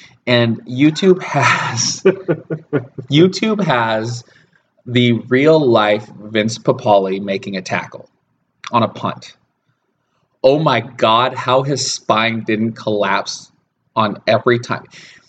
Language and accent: English; United States; I'm not from the Seattle area at first. I was born and raised about 300 miles from Seattle.